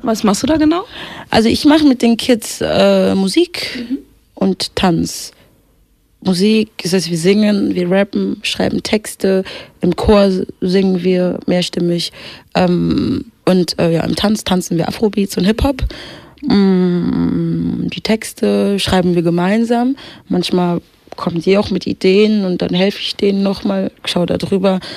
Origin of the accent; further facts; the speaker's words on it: Kenya; geboren in Kenia